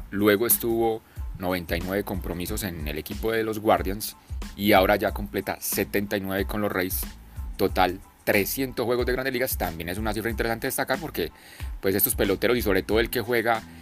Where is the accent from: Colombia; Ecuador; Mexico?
Colombia; como decimos aquí en Colombia.